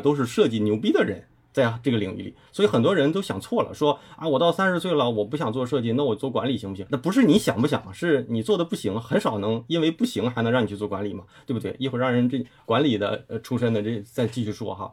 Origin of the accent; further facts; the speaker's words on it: Liaoning, China; also born or lived in Guangzhou; now in Beijing, China; 本身我是辽宁人